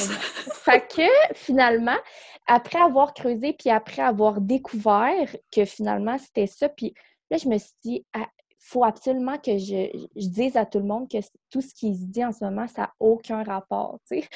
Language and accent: French; Quebec City, Quebec, Canada; moved away as an adult; now in North Shore of Montreal, Canada; on vient de Québec. On est déménagé ici euh, dans, sur la rive nord de Montréal